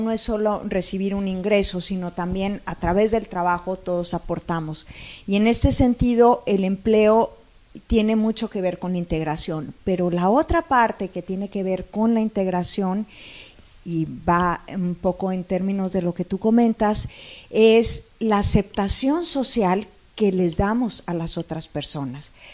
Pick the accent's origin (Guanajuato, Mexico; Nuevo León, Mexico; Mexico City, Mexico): Nuevo León, Mexico; Monterrey; Como regios